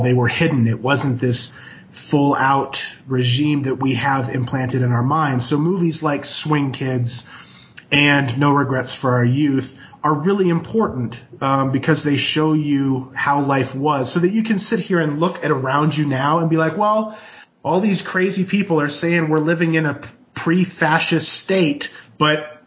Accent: United States; growing up in America

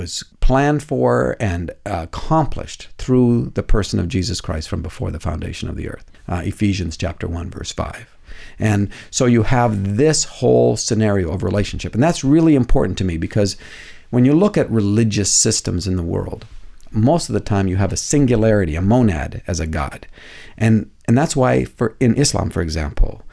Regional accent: Canada; now in United States; I'm a Canadian living in the U.S.

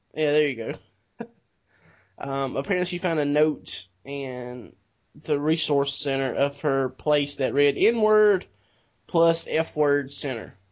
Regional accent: the South, United States; we're from the South

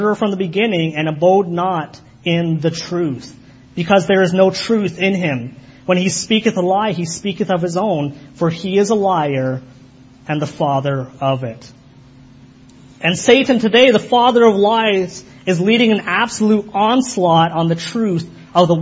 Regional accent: Kitchener, Ontario, Canada; I was raised in Kitchener, but I was raised by Guyanese parents, so it's a different culture

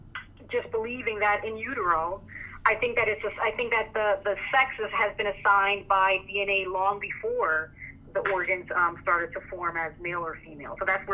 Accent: Jamaica; I'm not German. I'm Jamaican. I'm not German.

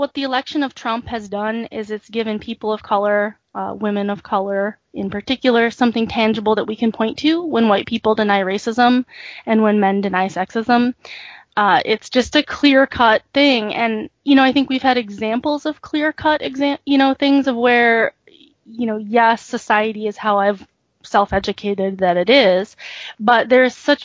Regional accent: United States; also born or lived in South Korea; I was brought here when I was 6 months old and adopted. And so I was raised here my whole life.

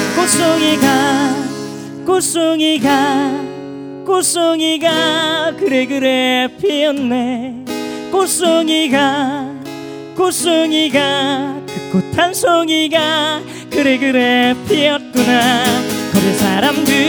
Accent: Seoul, South Korea; 저는 이곳에서 자라면서

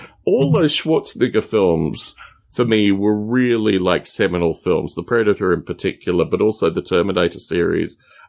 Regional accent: Australia; growing up in Australia, I love to get out of the cities and just go to these remote places.

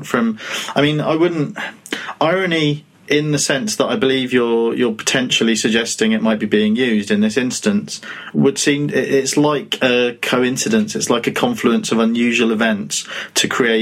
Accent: United Kingdom; we're British

